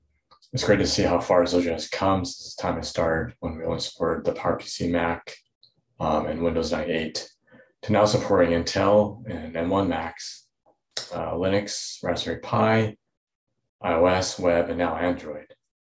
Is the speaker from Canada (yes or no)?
yes; Edmonton, Alberta, Canada; moved away as an adult; now in Austin, United States; I've been working at Zojo in Austin, Texas for almost 20 years now. I'm originally from Edmonton, Alberta, Canada